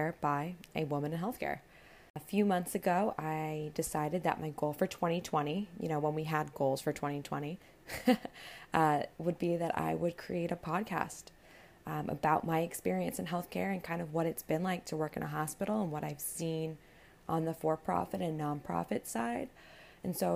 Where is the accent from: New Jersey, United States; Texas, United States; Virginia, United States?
New Jersey, United States; Paramus; I'm originally from Paramus, New Jersey, which is about 15 minutes outside of New York City.